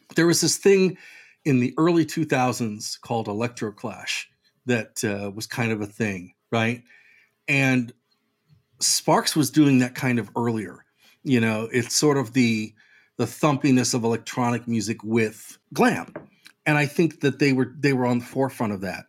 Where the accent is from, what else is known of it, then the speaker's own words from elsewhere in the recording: United States; also born or lived in Brooklyn; as an American